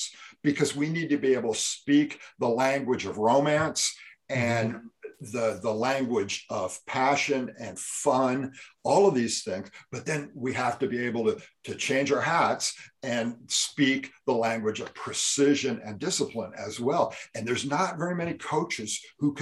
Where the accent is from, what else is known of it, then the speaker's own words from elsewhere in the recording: California, United States; I grew up in California